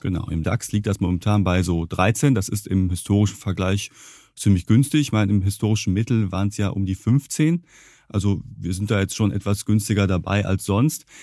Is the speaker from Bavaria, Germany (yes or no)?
no; Ruhr area, North Rhine-Westphalia, Germany; ich komme aus dem Ruhrgebiet